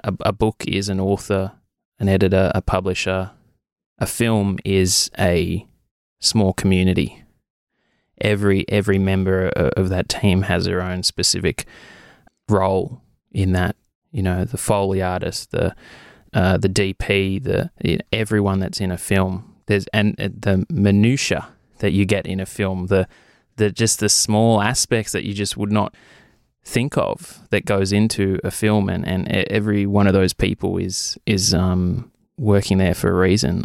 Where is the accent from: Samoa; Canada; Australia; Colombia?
Australia; Wagga Wagga, New South Wales; moved away as an adult; now in Albury, Australia; I was born in Wagga. I lived in Wagga for twenty-three years.